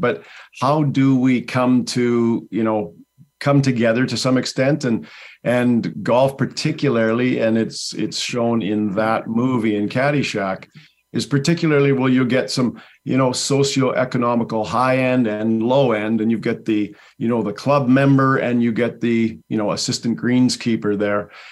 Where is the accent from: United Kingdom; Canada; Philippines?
Canada; Langley, British Columbia; I'm from Langley, B C, Canada